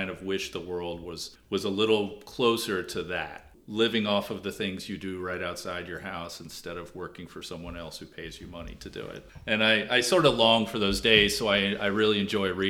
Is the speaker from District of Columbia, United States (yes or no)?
yes; Washington, District of Columbia, United States; That that I come from Washington D.C. and I moved to the South, and I consider myself a Southerner because I've been down here longer than I've been anywhere else.